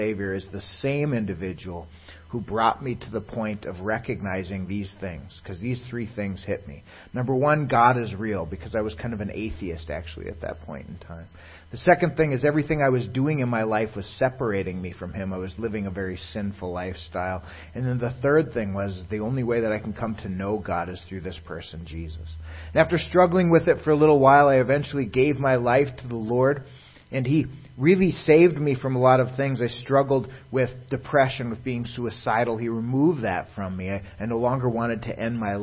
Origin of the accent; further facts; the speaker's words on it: Virginia, Minnesota, United States; I myself was born and raised in Virginia, Minnesota, to a conservative Jewish home up by the Iron Range area